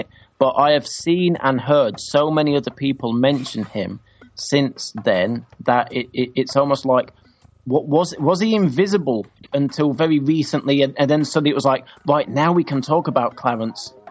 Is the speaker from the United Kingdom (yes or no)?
yes; England, United Kingdom; As English people and people from the UK